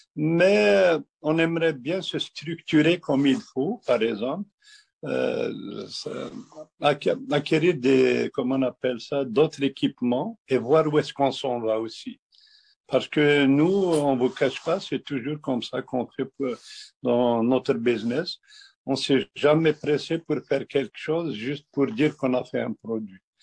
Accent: Kabylie, Algeria; now in Quebec, Canada; je suis un berbère algérien. Je suis vraiment un berbère algérien, oui. Je viens d'Algérie, de, de la Kabylie

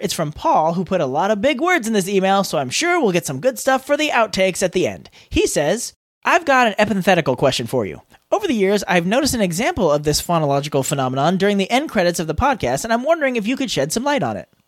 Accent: California, United States; I've lived in California my entire life

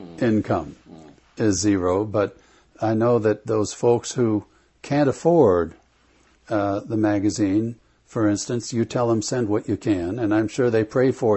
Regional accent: South Bend, Indiana, United States; I'm from South Bend

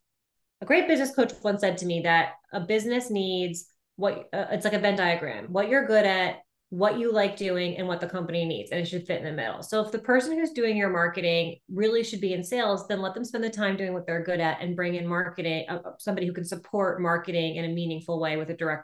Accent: United States; I'm American

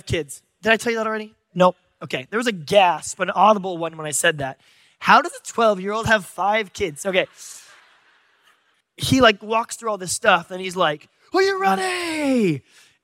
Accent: San Diego, California, United States; I'm from San Diego

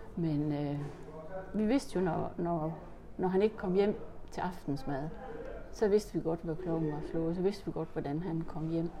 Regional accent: Horsens, Central Denmark Region, Denmark; jeg er født på Sønderbogade nummer 50 i Horsens.

